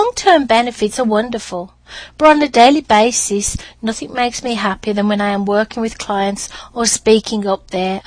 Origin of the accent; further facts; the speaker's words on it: United Kingdom; accent: British; moved away; my British accent opened many doors